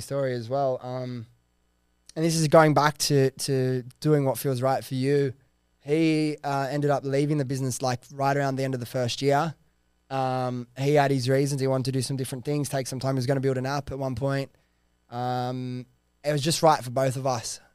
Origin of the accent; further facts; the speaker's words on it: Sydney, New South Wales, Australia; I was this kid from Western Sydney